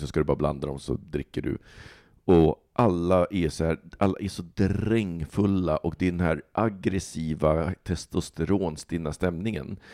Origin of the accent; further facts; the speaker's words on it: Stockholm, Stockholm County, Sweden; som stockholmare